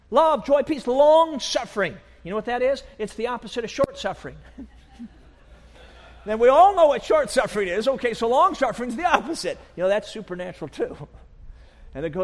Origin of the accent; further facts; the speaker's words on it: Chicago, Illinois, United States; I grew up in Chicago